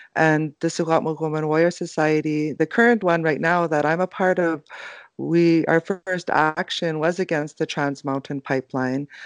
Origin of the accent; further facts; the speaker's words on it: Secwepemc and Ktunaxa nations, British Columbia, Canada; I'm both from the Sihuat Mukh and the Tanakha nations